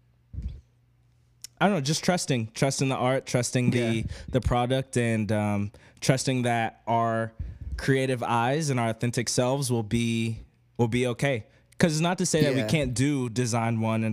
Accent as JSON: {"language": "English", "town": "Oklahoma City", "region": "Oklahoma", "country": "United States", "moved": "yes", "lives_now": "New York City, United States", "said": "I'm from Oklahoma City"}